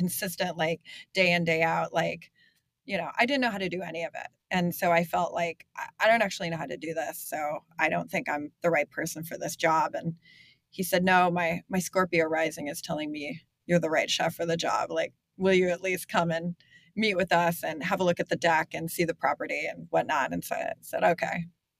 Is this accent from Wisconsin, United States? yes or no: yes; Wisconsin, United States; now in Los Angeles, United States; I'm from Wisconsin, I'm from this small town, comfort food and familiarity. And, you know, nothing too pretentious. Like, you know, that's kind of the foundation, you know, very Midwestern.